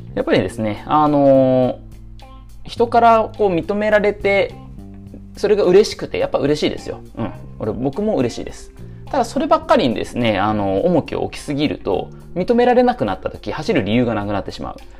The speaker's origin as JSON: {"language": "Japanese", "town": "Nagoya", "region": "Aichi", "country": "Japan", "tie": "born or raised there", "said": "僕の出身である名古屋市"}